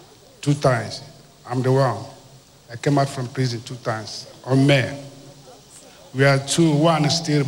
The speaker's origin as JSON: {"language": "English", "country": "Nigeria", "also_born_or_lived": "Burundi", "said": "I'm from Nigeria."}